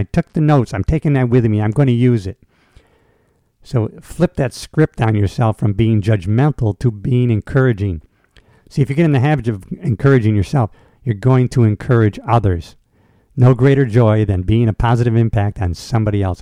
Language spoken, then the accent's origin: English; United States; people who grew up here, like myself, who grew up here